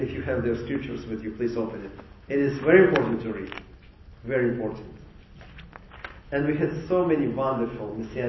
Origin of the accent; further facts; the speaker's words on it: Mykolaiv, Mykolaiv Oblast, Ukraine; And you know, we came from Nikolaev, Ukraine.